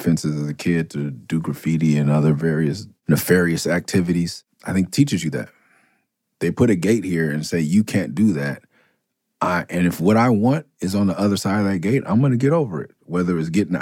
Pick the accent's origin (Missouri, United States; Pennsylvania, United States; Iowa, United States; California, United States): California, United States; Los Angeles; I am from the hood. I'm from L.A. I'm from South Central, Midtown, West L.A., Inglewood, Watts.